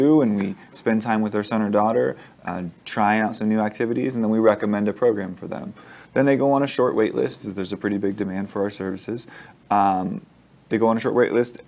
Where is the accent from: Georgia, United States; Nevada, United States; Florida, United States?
Nevada, United States; Las Vegas; I'm born and raised in Las Vegas. Went to Durango High School